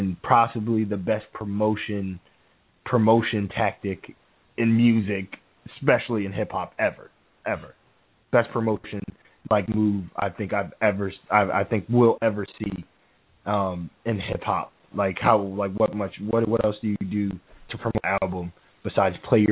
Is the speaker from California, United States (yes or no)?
no; New Jersey, United States; we're from Jersey